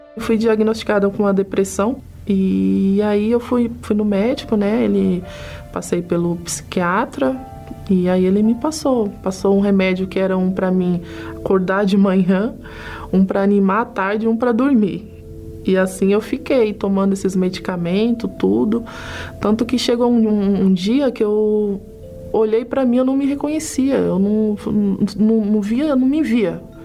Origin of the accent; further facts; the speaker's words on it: São Paulo, Brazil; tenho 38 anos, sou de São Paulo.